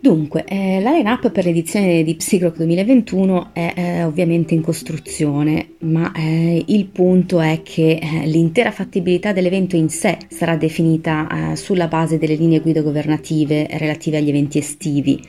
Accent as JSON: {"language": "Italian", "town": "Milan", "region": "Lombardy", "country": "Italy", "said": "Io vengo da Milano, anche se la mia famiglia ha origini siciliane"}